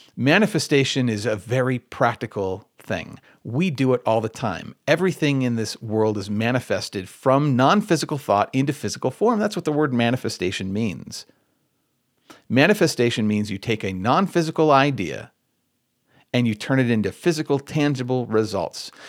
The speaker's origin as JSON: {"language": "English", "region": "Michigan", "country": "United States", "said": "I'm from Michigan."}